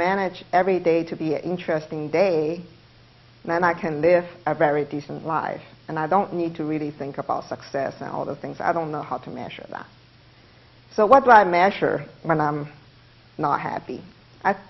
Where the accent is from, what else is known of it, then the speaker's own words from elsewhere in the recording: China; English is a second language; moved away as an adult; now in United States; I couldn't stay in China, I came to the United States, I live in American dream.